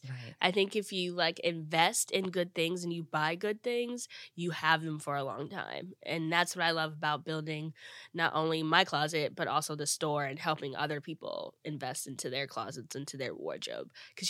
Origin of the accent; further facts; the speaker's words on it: New Jersey, United States; also born or lived in Akron, United States; New Jersey. I lived there since I was 10. I'm originally from Akron, Ohio. I was born in the same hospital as LeBron James and Steph Curry.